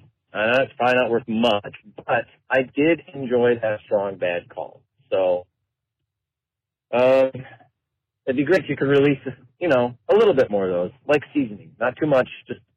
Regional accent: Michigan, United States; I'm from Michigan, grew up in a Lions household.

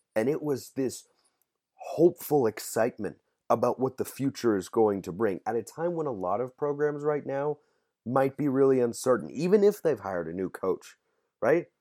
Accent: Pacific Northwest, United States; I'm from the Pacific Northwest

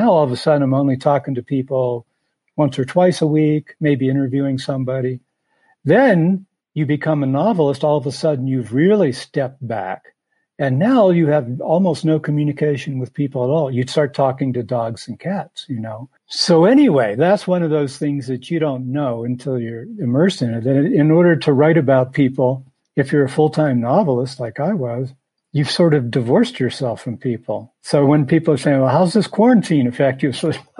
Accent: Appalachia, southeastern Ohio, United States; moved away as an adult; also born or lived in Michigan; now in Montana, United States; Well, I was from Appalachia, like I said, southeastern Ohio.

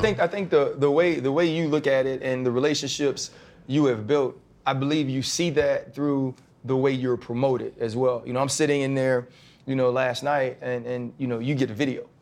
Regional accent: the South, United States; I'm from the South and I grew up Southern Baptist

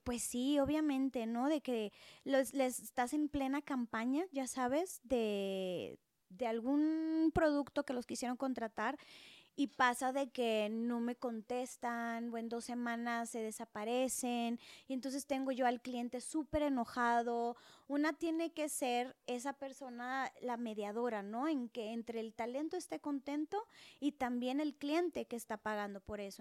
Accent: Monterrey, Nuevo León, Mexico; moved away as an adult; now in Mexico City, Mexico; nací en Monterrey, o sea, es una gran ciudad, por eso a veces los regios somos bien intensos

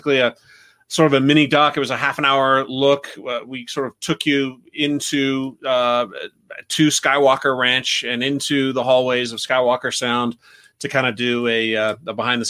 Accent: Riverside, California, United States; my hometown of Riverside, California

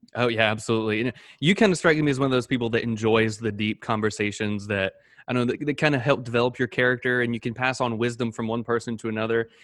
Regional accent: Panama City, Florida, United States; I'm from Pan, um, Panama City, Florida

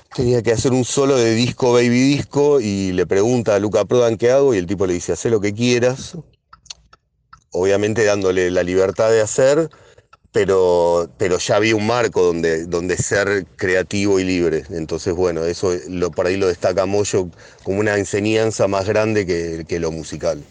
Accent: Hurlingham, Buenos Aires Province, Argentina; como somos de Burlingame

